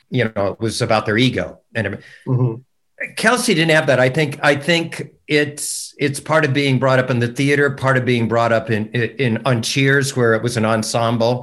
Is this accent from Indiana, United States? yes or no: yes; Fort Wayne, Indiana, United States; moved away; I'm from her hometown.